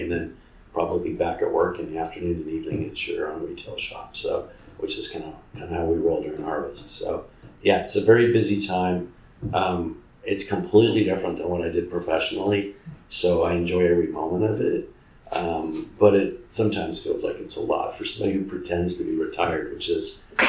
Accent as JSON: {"language": "English", "town": "Fresno", "region": "California", "country": "United States", "tie": "born or raised there", "moved": "as an adult", "lives_now": "Paso Robles, United States", "said": "I come from the Fresno area, Central Valley, which I describe to people as the Midwest of California"}